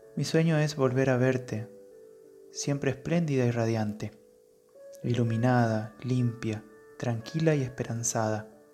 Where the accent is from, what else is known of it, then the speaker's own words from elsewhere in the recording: Las Breñas, Chaco, Argentina; moved away; un lugar muy perdido aquí dentro de la provincia del Chaco. Es el pueblo donde yo nací